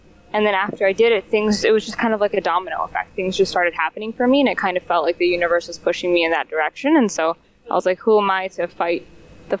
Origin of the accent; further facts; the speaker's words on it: Detroit, Michigan, United States; moved away as an adult; also born or lived in Iran (parents); now in Chicago, United States; I grew up in Detroit, went to high school in the suburbs, and now I am currently based in Chicago.